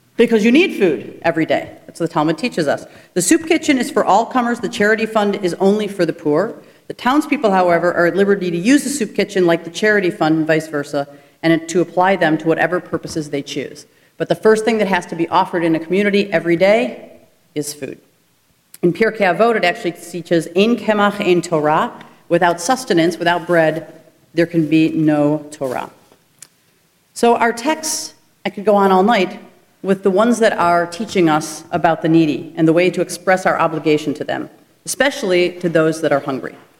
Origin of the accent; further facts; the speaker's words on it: United States; We as Jews and as American citizens